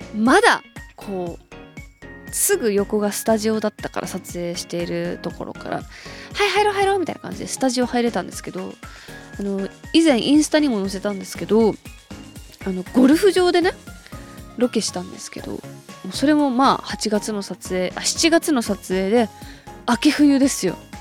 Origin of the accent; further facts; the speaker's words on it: Hokkaido, Japan; 北海道出身だから